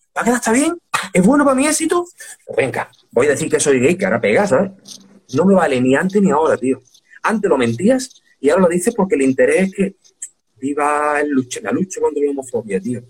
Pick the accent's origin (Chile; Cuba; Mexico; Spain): Spain; Seville, Andalusia; moved away as an adult; also born or lived in Premià de Mar / Madrid / Dos Hermanas / Alcalá de Guadaíra; vivíamos en Sevilla y aquí no hay conciertos